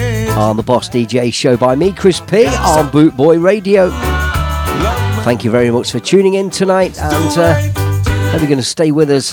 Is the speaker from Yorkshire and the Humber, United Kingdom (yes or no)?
no; Leicester, East Midlands, United Kingdom; In my hometown of Leicester Town.